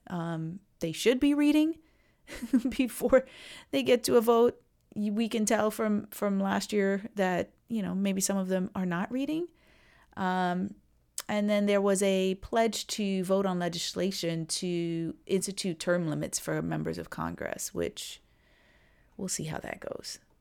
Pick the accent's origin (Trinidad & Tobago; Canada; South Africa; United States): Trinidad & Tobago; I'm from Trinidad